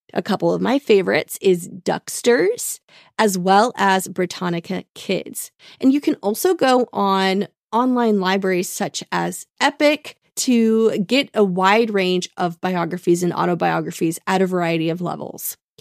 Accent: Tulsa, Oklahoma, United States; growing up in Tulsa

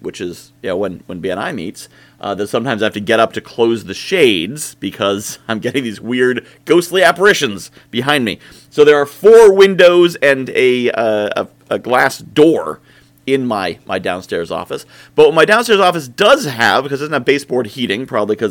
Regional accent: New England, United States; I'm from New England

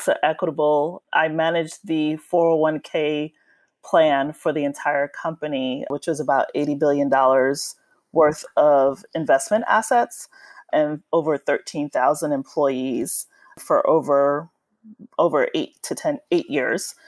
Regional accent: New York City, New York, United States; I'm a native New Yorker. I was born and raised in Brooklyn, New York

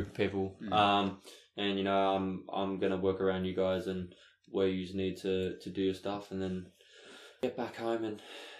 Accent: Sydney, New South Wales, Australia; I'm from the western suburbs in Sydney.

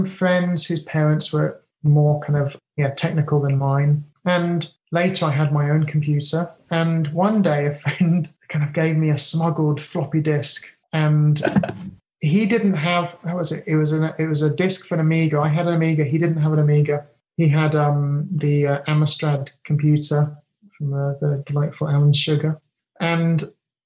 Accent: England, United Kingdom; now in Japan; I'm very British.

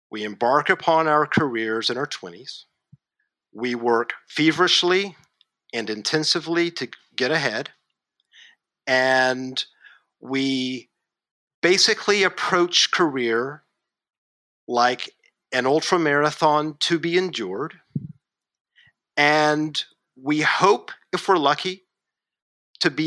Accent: Kentucky, United States; moved away as an adult; also born or lived in Asia; I'm a kid from Kentucky

